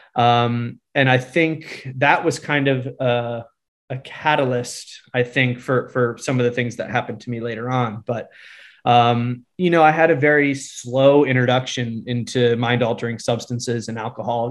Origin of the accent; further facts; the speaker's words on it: Connecticut, United States; also born or lived in Fort Worth, Texas; I'm originally from Connecticut